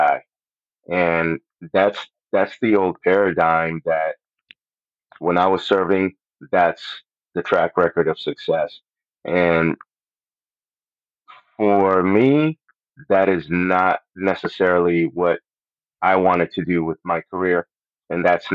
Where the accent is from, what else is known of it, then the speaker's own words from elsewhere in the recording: Puerto Rico; first language Spanish; English is a second language; moved away; I'm from Puerto Rico. That's where I was born and raised